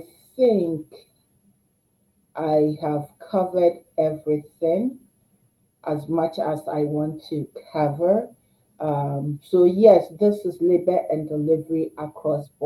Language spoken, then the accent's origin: English; Ghana; now in Canada; as a Ghanaian Canadian